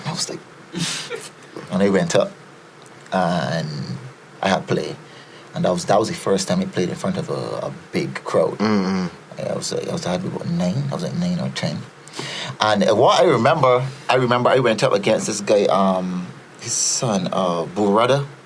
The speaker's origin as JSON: {"language": "English", "country": "Barbados", "tie": "born or raised there", "also_born_or_lived": "Trinidad and Tobago"}